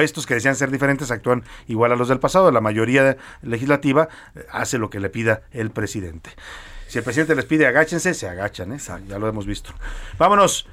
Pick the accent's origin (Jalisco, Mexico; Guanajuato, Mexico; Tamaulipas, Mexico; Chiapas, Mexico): Jalisco, Mexico; Guadalajara; also born or lived in Tlalpan, Mexico City; now in Mexico City, Mexico; yo como tapatío que llegué aquí emigrado, ahora también ya chilango